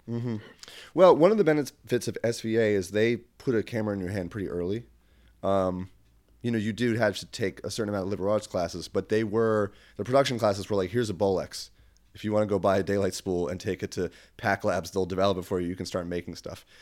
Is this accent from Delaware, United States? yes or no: yes; Wilmington, Delaware, United States; moved away; I'm from Wilmington, Delaware